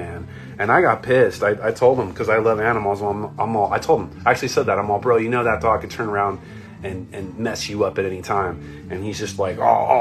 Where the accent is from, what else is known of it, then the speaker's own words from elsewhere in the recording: Orange County, California, United States; I was born in Orange County